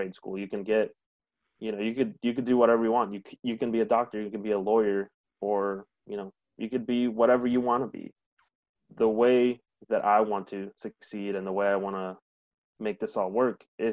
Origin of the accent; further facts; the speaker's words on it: Grand Island, Nebraska, United States; English is a second language; also born or lived in Mexico; I was born here in Grand Island, Nebraska